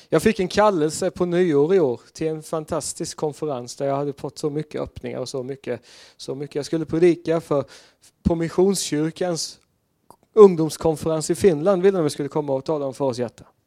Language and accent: Swedish; Sweden; jag var svensk där och inte amerikan eller engelsman